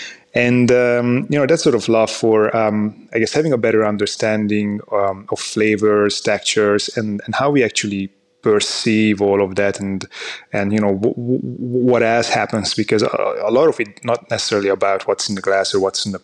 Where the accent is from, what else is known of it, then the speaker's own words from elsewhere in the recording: Hungary; So, I'm from Hungary. So I was born and I grew up in Hungary, in the Hungarian countryside, close to the Austrian border.